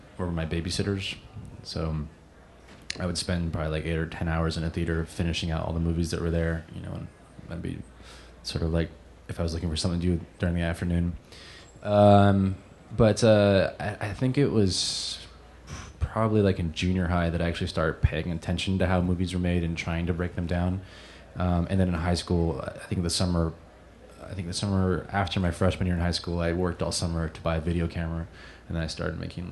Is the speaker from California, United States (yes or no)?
yes; East Bay, Bay Area, California, United States; From the Bay Area, California, from the East Bay